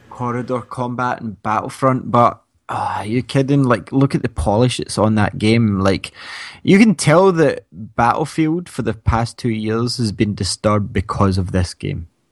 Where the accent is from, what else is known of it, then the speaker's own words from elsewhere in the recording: Scotland, United Kingdom; we're from Scotland